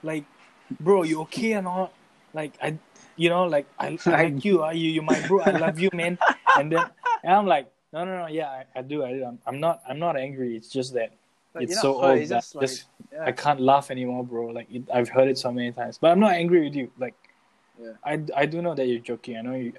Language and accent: English; Singapore; I grew up in Singapore. I'm a Singaporean.